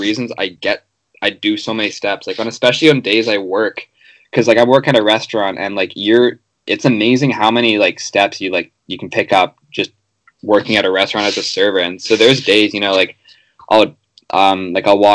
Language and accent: English; Vancouver, British Columbia, Canada; I grew up on Dunbar Street